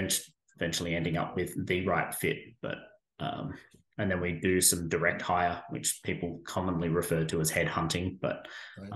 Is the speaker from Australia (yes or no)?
yes; Australia; moved away as an adult; now in Caldwell, United States; grew up in Australia, spent 15 years serving in the Australian military over there